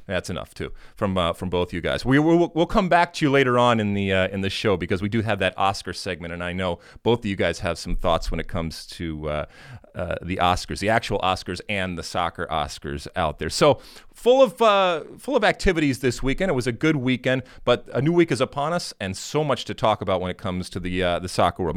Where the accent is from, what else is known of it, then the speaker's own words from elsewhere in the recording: United States; we, as an American soccer playing, uh, nation